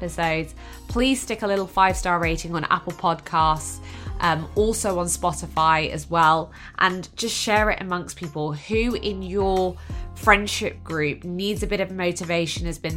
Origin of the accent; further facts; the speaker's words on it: Exeter, South West England, United Kingdom; I am originally from Exeter in Devon